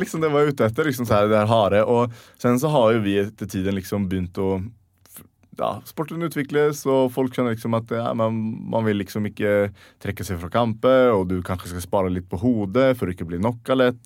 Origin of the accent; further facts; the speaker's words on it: Sweden; moved away as an adult; now in Norway; hjemme i Sverige